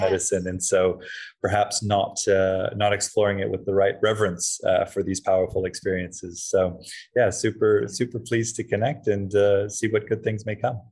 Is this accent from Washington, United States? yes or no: no; Hawaii, United States; I was um growing up in Hawaii